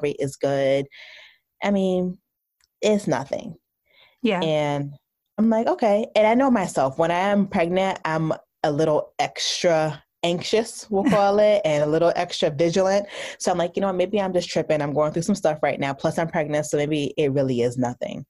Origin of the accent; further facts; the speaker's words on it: New Jersey, United States; I'm from New Jersey. Uh, my parents are from the Caribbean, so I'm Haitian American. Uh, I went to school undergrad in New Jersey, so I stayed really close to home.